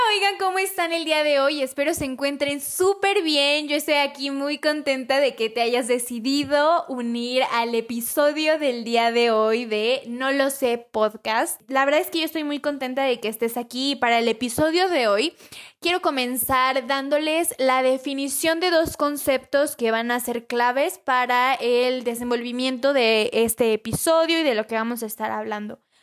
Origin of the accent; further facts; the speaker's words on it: Mexico; nosotros, como buenos mexicanos que somos